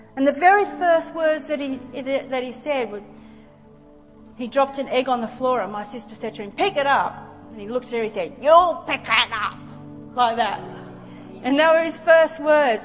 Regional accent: Australia

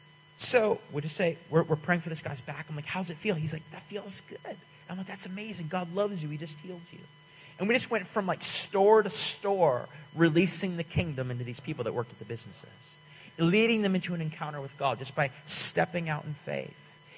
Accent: California, United States; And I'm like, hey, man, we're from California.

